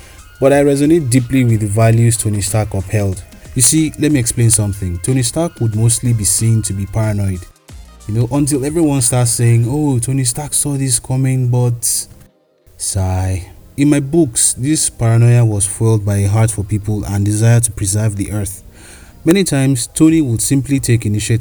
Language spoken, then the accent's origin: English; Kogi, Nigeria; I come from the Middle Belt region of Nigeria, Kogi State to be precise. I'm of the Igala tribe